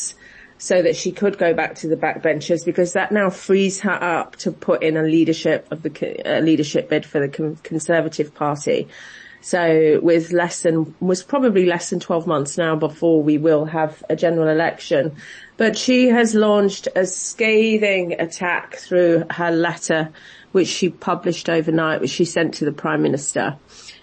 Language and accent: English; United Kingdom; as a British public